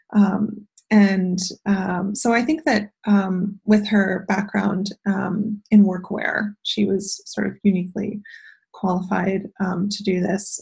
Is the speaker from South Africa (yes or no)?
no; Ottawa, Ontario, Canada; also born or lived in London, England / Toronto / Milwaukee, Wisconsin; I grew up uh, half in Ottawa and half in London, England